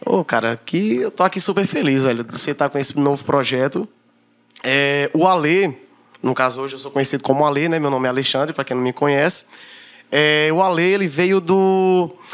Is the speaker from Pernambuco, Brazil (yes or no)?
yes; Petrolândia, Pernambuco, Brazil; also born or lived in Campina Grande, Paraíba; eu saí de lá com 3 anos de idade. Eu já tenho mais de 25 anos morando aqui em Petrolândia.